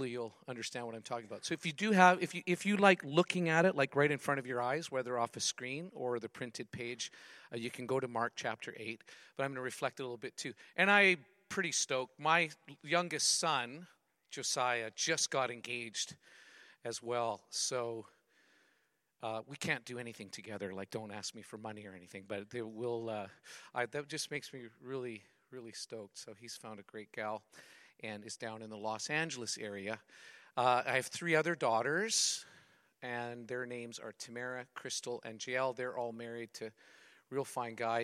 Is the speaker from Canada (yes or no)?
yes; Western Canada, Canada; I'm from the West. The West, we're a little more loose